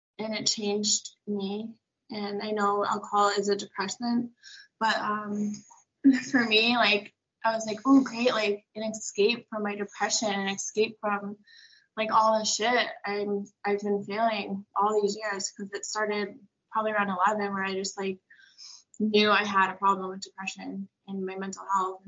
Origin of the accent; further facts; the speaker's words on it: Braintree, Massachusetts, United States; I'm from Braintree, Massachusetts